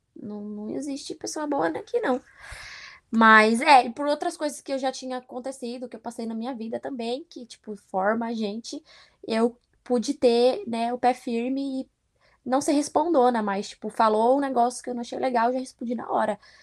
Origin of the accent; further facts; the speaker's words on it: São Paulo, Brazil; moved away as an adult; now in Philadelphia, United States; Eu não saí de Pirituba para vir para cá, para trabalhar